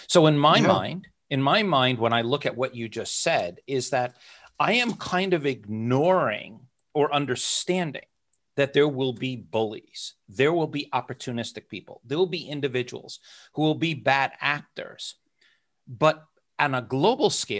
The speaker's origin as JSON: {"language": "English", "country": "United States", "also_born_or_lived": "Hong Kong / Luxembourg", "moved": "yes", "said": "I'm an American. I'm a person of the world, lived in Hong Kong, lived in Luxembourg"}